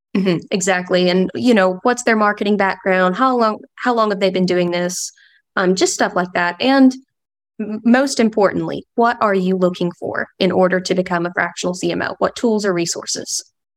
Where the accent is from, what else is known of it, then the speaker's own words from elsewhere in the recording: London, Kentucky, United States; now in Oregon, United States; So, I am actually from London, Kentucky. Um, little small town in the foothills of Appalachia.